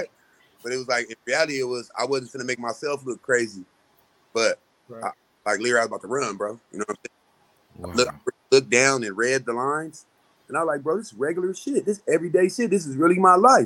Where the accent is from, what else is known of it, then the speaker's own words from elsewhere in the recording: San Diego, California, United States; I'm from San Diego, California